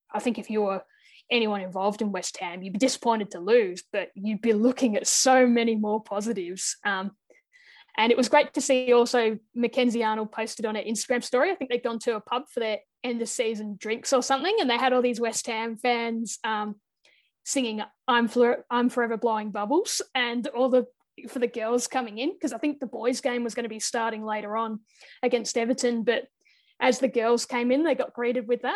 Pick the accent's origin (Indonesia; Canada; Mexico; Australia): Australia; as an Aussie